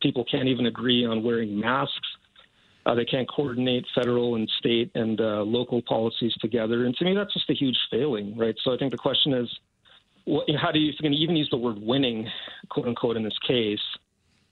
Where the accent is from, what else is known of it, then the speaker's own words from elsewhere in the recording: California, United States; moved away as an adult; I'm dual Canadian-American, so I grew up in California, and I spent the first 30-plus years of my life in the States